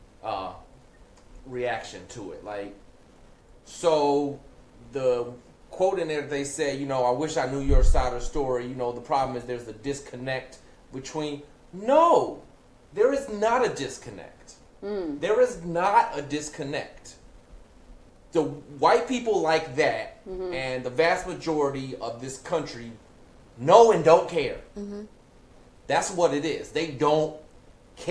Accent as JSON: {"language": "English", "town": "Gary", "region": "Indiana", "country": "United States", "tie": "born or raised there", "said": "I grew up in Gary, Indiana"}